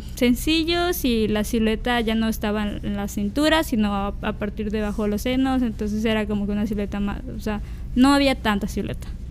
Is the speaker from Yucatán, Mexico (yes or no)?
no; Villahermosa, Tabasco, Mexico; moved away; yo soy tabasqueña, soy de, de Villahermosa, Tabasco